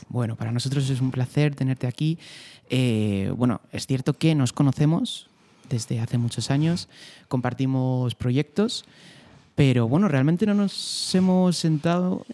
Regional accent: Fuentidueña de Tajo, Community of Madrid, Spain; ser de Fuentidueña

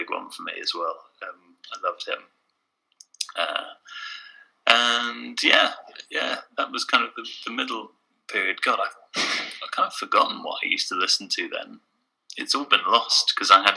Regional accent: England, United Kingdom; being English there

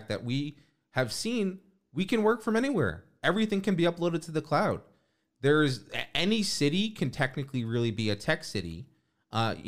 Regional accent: New York, United States; I grew up in New York too.

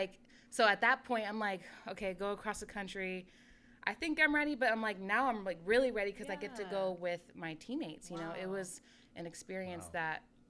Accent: Sacramento, California, United States; So I grew up in Sacramento, in North Highlands, actually. I went to Center High School, which is in Antelope

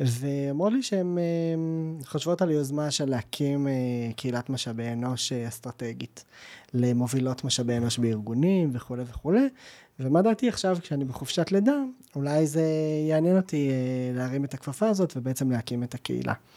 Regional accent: Jerusalem, Jerusalem District, Israel; now in Givatayim, Israel; אני ירושלמי במקור

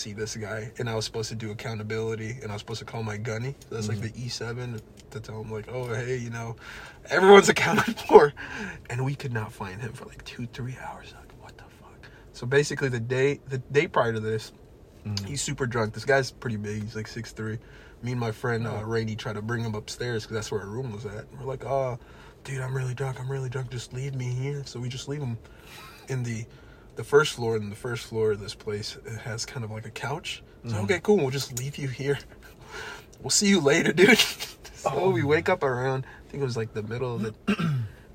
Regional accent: United States; being American

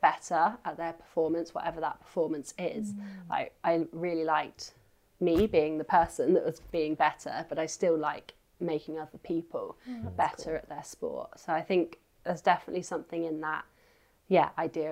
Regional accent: Isle of Wight, South East England, United Kingdom; also born or lived in Edinburgh; now in Bath, United Kingdom; where I grew up at home on the Isle of Wight

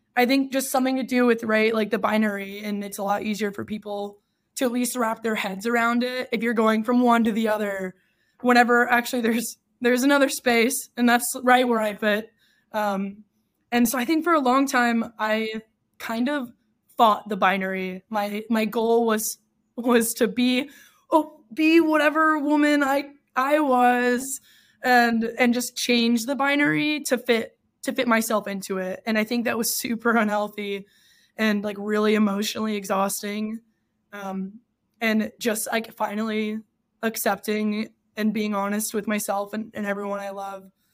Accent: Texas, United States; moved away as an adult; also born or lived in Michigan; now in San Francisco, United States; I grew up in Texas, and I spent twenty-two years there

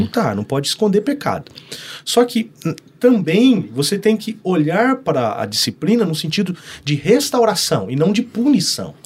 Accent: Santo Antônio da Platina, Paraná, Brazil; moved away as an adult; now in Londrina, Brazil; eu sou um londrinense platinense

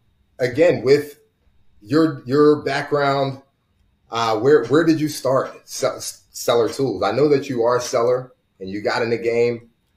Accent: Jacksonville, Florida, United States; I'm from Jacksonville.

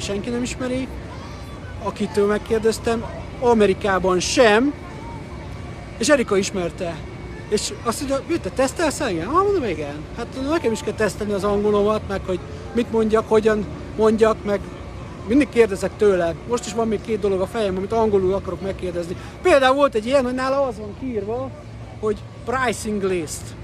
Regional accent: Hungary; magyar vagyok

